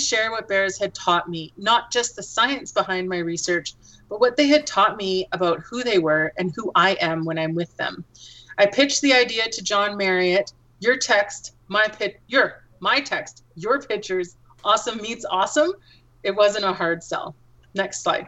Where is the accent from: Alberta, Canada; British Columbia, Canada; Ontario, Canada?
Alberta, Canada; I grew up in Alberta, and I spent my childhood recreating in Alberta's parks.